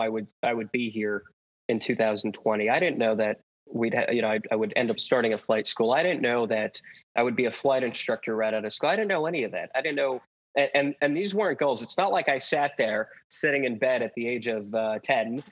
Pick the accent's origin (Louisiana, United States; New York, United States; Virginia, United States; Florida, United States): New York, United States; New York City; I'm from Brooklyn, New York